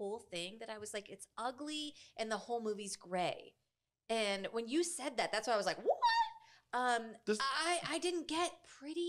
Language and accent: English; Youngstown, Ohio, United States; I grew up in Youngstown, Ohio, which is an old steel town